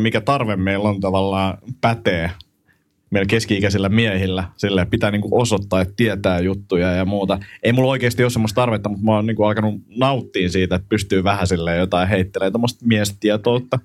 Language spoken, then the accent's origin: Finnish; Finland; mä oon Suomesta